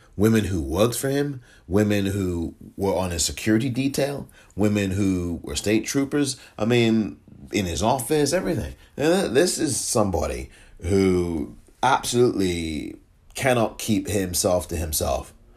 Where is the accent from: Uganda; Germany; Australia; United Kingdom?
United Kingdom; England; now in United States; I was born in England